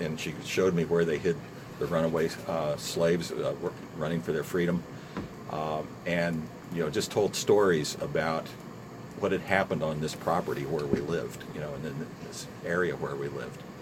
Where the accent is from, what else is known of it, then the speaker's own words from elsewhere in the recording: Bloomington, Indiana, United States; also born or lived in California; And then we moved to Indiana, it was age six.